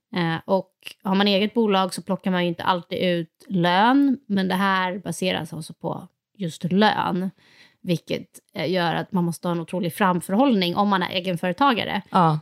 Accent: Sweden; som svensk

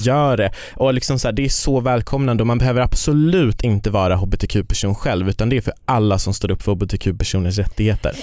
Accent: Kiruna, Norrbotten County, Sweden; moved away; Jag kommer ju från Kiruna

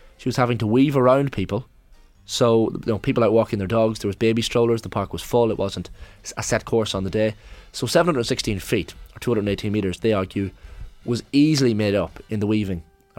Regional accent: Northern Ireland, United Kingdom; born there; I was born in County Armagh, in fact.

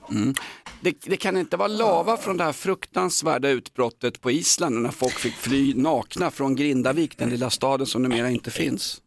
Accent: Stockholm, Stockholm County, Sweden; jag kommer från Aspudden

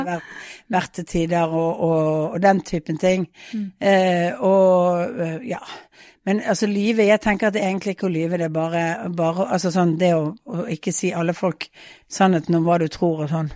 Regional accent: Bergen, Vestland, Norway; moved away as an adult; now in Oslo, Norway; som bergensere

